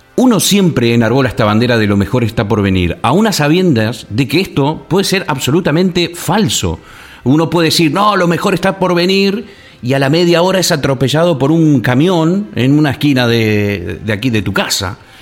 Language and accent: Spanish; Argentina; moved away as an adult; also born or lived in La Gomera, Canary Islands / England; Soy de Argentina